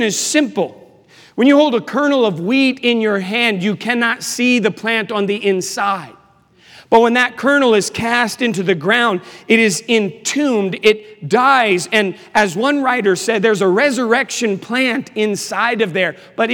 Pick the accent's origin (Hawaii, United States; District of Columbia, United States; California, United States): District of Columbia, United States; Washington; moved away; also born or lived in Charlotte, North Carolina; I am from Washington, D.C.